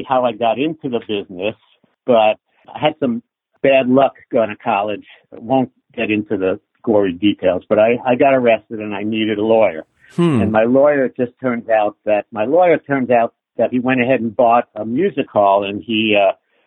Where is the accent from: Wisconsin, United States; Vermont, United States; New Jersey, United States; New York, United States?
New York, United States; Long Island; also born or lived in Brooklyn, New York; that's where I grew up on Long Island.